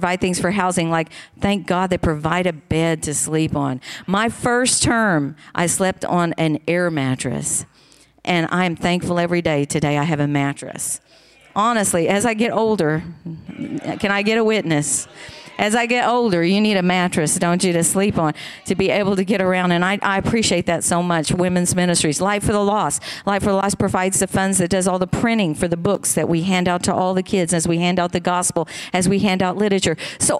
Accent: Tecumseh, Oklahoma, United States; moved away as an adult; also born or lived in Taiwan; I grew up in Tecumseh, Oklahoma

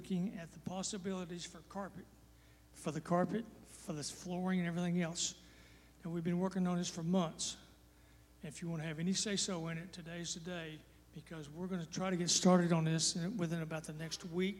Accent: Texas, United States; I am from Texas

